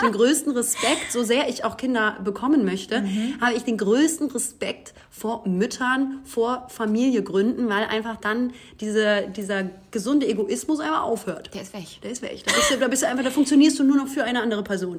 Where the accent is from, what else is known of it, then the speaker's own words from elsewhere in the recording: Hamburg, Germany; moved away; Es ist meine Stadt, aber es ist natürlich auch immer, ja, also natürlich äh, ist es meine Heimat